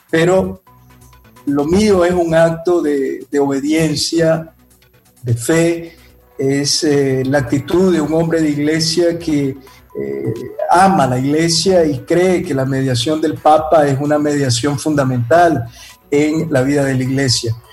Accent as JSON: {"language": "Spanish", "country": "Nicaragua", "tie": "born or raised there", "moved": "as an adult", "said": "Y mi corazón está en Nicaragua. Yo, aunque físicamente tuve que salir por obediencia al Papa, mi corazón está en la patria que me vio nacer, en mi tierra que amo tanto y en medio de este pueblo de quien me siento parte"}